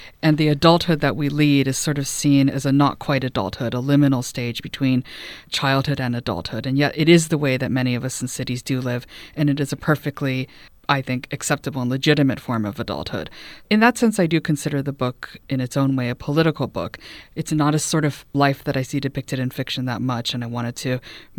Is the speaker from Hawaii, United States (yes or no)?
yes; Hawaii, United States; also born or lived in Los Angeles / Texas; I was raised in Hawaii. We lived there for a little bit when I was a kid, and then again, I finished up high school there. The family had been living in Texas